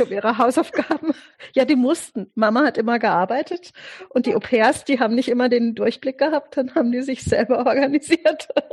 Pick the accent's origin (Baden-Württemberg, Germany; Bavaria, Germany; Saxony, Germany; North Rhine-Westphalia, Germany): Baden-Württemberg, Germany; Offenburg; also born or lived in Italy / France; im Augenblick lebe ich äh, persönlich in Offenburg. Das ist meine, meine Heimatstadt. Da bin ich auch die meiste Zeit meines Lebens gewesen